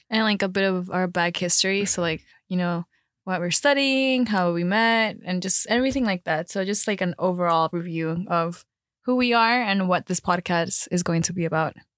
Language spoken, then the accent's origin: English; Miami, Florida, United States; moved away as an adult; also born or lived in Colombia; now in Chicago, United States; I'm actually from Colombia, but I moved to Miami when I was around, like, nine, eight, nine. Then I moved to Chicago to go to school